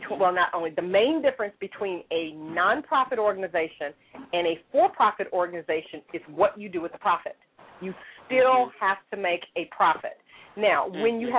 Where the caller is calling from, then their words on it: Louisville, Kentucky, United States; I'm calling from Louisville, Kentucky.